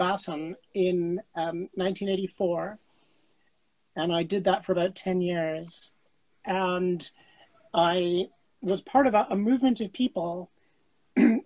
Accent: New York City, New York, United States; moved away; also born or lived in Toronto, Canada; I was born in New York City

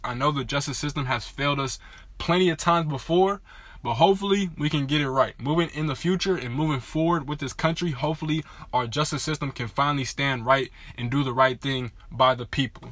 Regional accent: Inland Empire, California, United States; I am from the Inland Empire

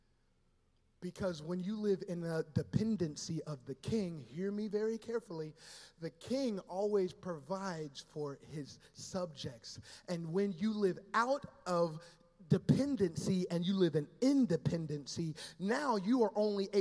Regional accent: Dayton, Ohio, United States; also born or lived in Florida; now in Southern Florida, United States; grew up in Ohio. I'm a Dayton kid.

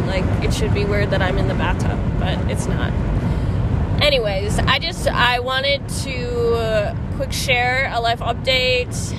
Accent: Midwest, United States; we're from the Midwest

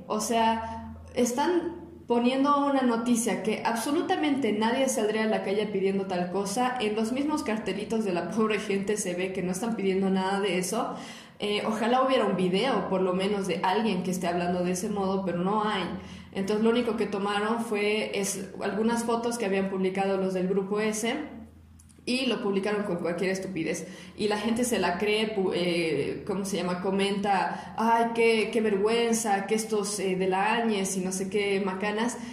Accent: Bolivia; now in La Paz, Bolivia; nosotros como ciudadanos bolivianos tenemos el derecho a la protesta

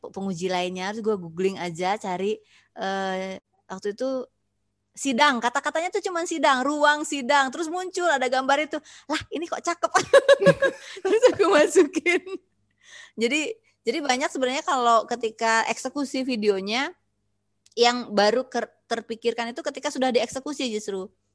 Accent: West Kalimantan, Indonesia; moved away; ya lahir orang Sunda tapi aku lahir besar di Kalimantan

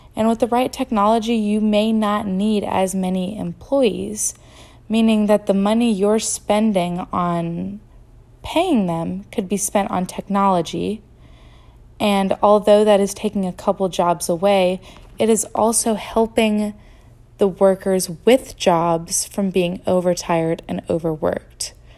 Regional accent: Greenville, North Carolina, United States; my hometown, which is Greenville, North Carolina, and eastern part of it

